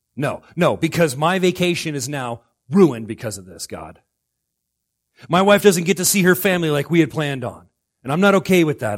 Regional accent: Florida, United States; now in Alaska, United States

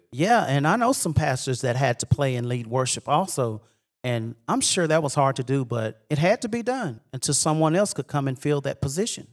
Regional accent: Mount Vernon, Texas, United States; also born or lived in Bryan, Texas; I was born in Bryan, Texas, but raised right here in Mount Vernon, Texas

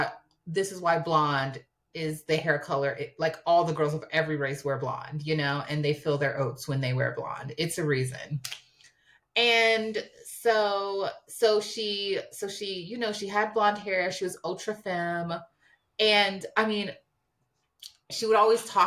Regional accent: New York, United States; also born or lived in Harlem, New York; I'm from New York

